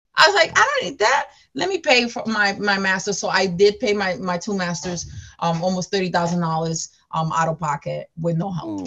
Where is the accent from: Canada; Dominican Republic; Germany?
Dominican Republic; also born or lived in Bronx, New York / Queens, New York; now in New York City, United States; i am from new york city I was I came here from the Dominican Republic uh, 17 years ago um, to the Bronx, New York.